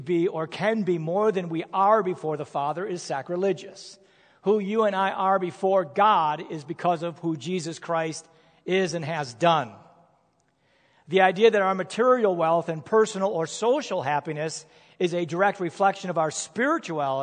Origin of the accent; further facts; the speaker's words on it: United States; I am an American